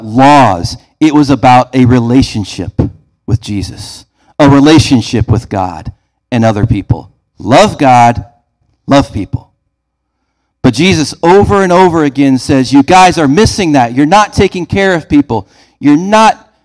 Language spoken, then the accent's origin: English; Beardstown, Illinois, United States; Growing up in Beardstown, we had a Casey's Pizza